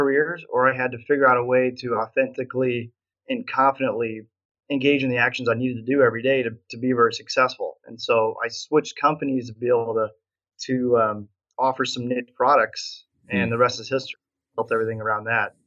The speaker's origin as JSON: {"language": "English", "region": "Nebraska", "country": "United States", "said": "I'm from Nebraska, so that's how you say it in Nebraska, niching."}